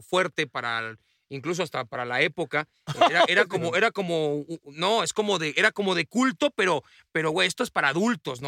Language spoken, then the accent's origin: Spanish; Mexico; se habla con, con nuestro acento